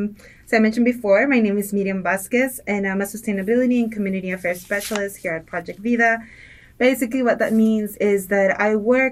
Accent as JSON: {"language": "English", "town": "Ciudad Juárez", "region": "Chihuahua", "country": "Mexico", "tie": "born or raised there", "moved": "as an adult", "lives_now": "El Paso, United States", "said": "I was born in Ciudad Juarez. I was born and raised, was there until high school, moved to El Paso to go to college, and then stayed here. I've been here for quite some time now, not to date myself, but I've been here for quite some time in El Paso."}